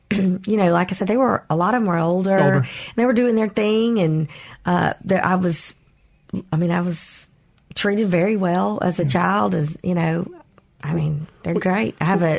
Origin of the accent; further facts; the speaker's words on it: Mobile, Alabama, United States; You know, I did. I was one of very few Asian people, period, but Vietnamese people in all of my schools.